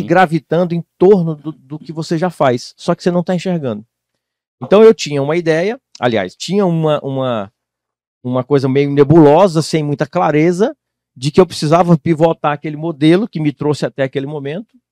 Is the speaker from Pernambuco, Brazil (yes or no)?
no; Tocantins, Brazil; moved away; Eu morava no estado de Tocantins, eu sou natural de Tocantins